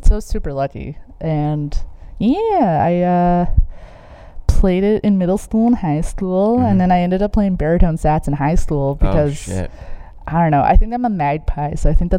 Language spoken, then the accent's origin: English; North Bay, Ontario, Canada; North Bay. So about North 5 hours north of here.